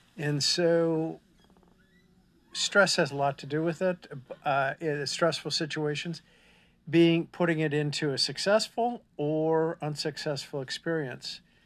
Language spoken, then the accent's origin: English; Minnesota, United States; moved away as an adult; now in Texas, United States; I'm from Minnesota